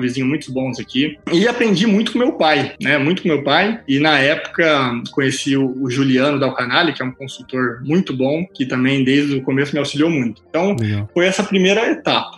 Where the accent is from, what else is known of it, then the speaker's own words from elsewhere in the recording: Cuiabá, Mato Grosso, Brazil; moved away as an adult; also born or lived in Curitiba / Germany; eu nasci em Cuiabá, né? Tenho muito orgulho de ser cuiabano, acima de tudo, mato-grossense.